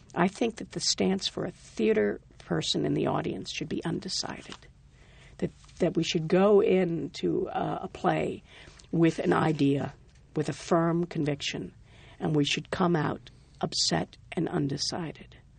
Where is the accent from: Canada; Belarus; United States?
United States; Rhode Island; also born or lived in New York; I'm from Rhode Island.